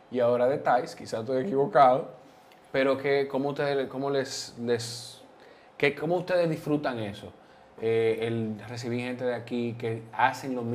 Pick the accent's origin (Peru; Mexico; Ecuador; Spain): Peru; Pero recuerden que yo también soy peruano.